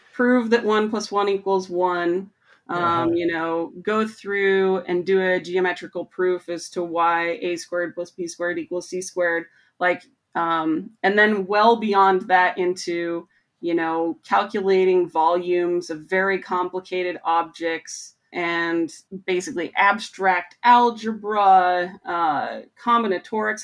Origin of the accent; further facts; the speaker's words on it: Montana, United States; moved away as an adult; also born or lived in Michigan; I grew up in Montana